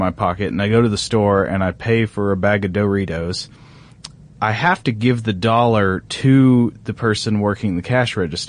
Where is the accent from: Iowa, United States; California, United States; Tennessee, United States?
Tennessee, United States; East; I grew up in East Tennessee.